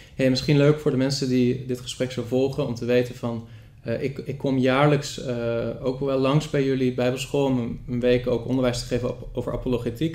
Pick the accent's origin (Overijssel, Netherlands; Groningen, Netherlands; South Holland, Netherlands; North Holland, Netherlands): South Holland, Netherlands; Rotterdam; ik ben opgegroeid in de evangelische ja. wereld. De volle evangelische gemeente, of een lokale volle evangelische gemeente, wat kleinere gemeente in Rotterdam.